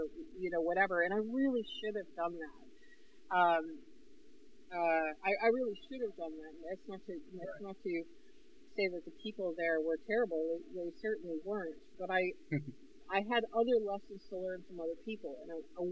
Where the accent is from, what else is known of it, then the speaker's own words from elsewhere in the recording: Northern New York, United States; moved away; I was from Northern New York